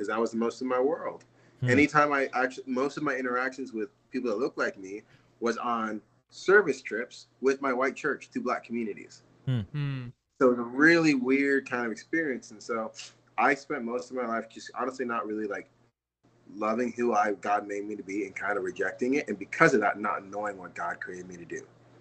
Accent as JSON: {"language": "English", "town": "San Diego", "region": "California", "country": "United States", "tie": "born or raised there", "moved": "yes", "lives_now": "Tennessee, United States", "said": "my mom's British, my dad's Nigerian, and I grew up in the United States, in San Diego."}